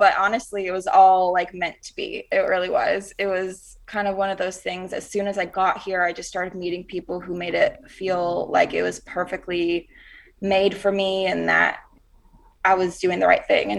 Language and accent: English; Rock Hill, South Carolina, United States; now in Nashville, United States; I'm from Rock Hill, South Carolina, and it's like right up near Charlotte, North Carolina